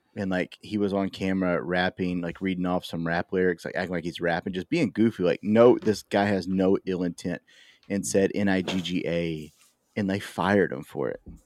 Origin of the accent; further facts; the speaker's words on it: Baytown, Texas, United States; I come from Baytown